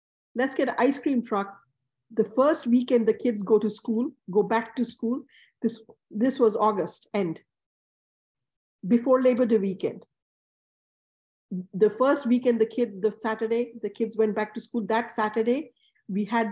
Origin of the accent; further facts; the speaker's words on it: Bangladesh; now in New York, United States; I grew up in Bangladesh